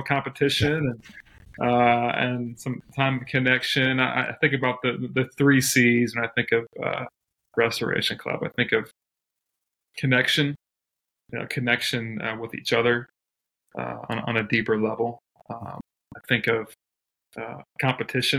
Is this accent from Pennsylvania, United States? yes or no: no; Ohio, United States; high school, had a chance to play on the golf team at the Wellington School in Ohio